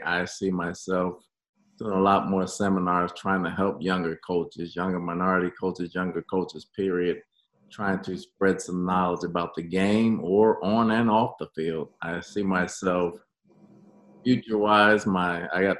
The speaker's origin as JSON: {"language": "English", "region": "New Jersey", "country": "United States", "also_born_or_lived": "New York / Dallas / Miami / Arizona", "moved": "yes", "lives_now": "Tampa, United States", "said": "I'm from New Jersey"}